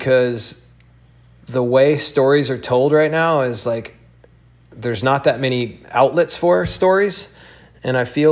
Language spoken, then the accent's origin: English; Alabama, United States; moved away; I came from Alabama